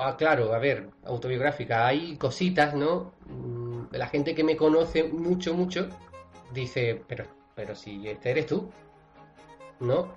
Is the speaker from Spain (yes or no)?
yes; Cádiz, Andalusia, Spain; yo soy de Cádiz